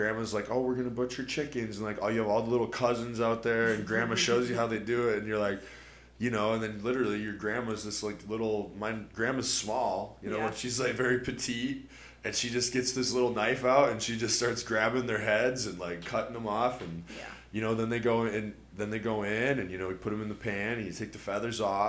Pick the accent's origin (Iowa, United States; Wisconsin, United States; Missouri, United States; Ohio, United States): Iowa, United States; now in Seattle, United States; I grew up in Iowa